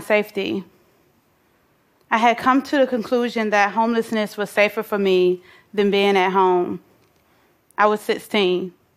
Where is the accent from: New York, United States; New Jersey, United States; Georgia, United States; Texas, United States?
Georgia, United States; Atlanta; I grew up in Atlanta, Georgia, bouncing from house to house